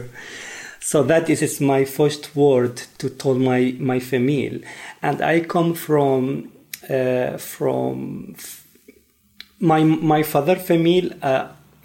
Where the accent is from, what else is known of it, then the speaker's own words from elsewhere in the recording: Mosul, Nineveh, Iraq; English is a second language; moved away as an adult; now in Sweden; I come from Iraq. And I born in Mosul, northern Iraq